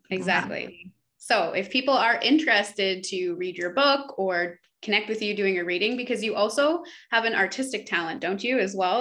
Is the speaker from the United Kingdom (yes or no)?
no; Canada; we're from Canada